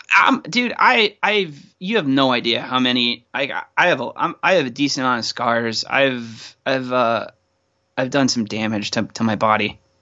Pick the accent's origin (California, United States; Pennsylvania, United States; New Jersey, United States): Pennsylvania, United States; Pittsburgh; Growing up in Pittsburgh